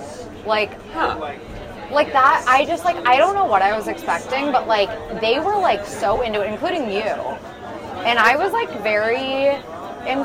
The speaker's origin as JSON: {"language": "English", "town": "Cincinnati", "region": "Ohio", "country": "United States", "tie": "born or raised there", "also_born_or_lived": "Boston, Massachusetts", "said": "I'm basically born and raised in Cincinnati, except I lived in Boston for the first 2 years of my life because of my dad's job."}